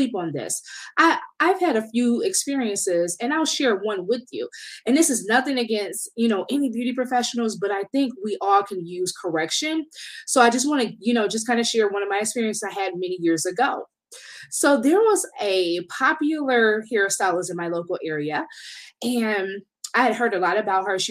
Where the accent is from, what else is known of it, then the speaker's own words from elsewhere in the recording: Detroit, Michigan, United States; I'm from Detroit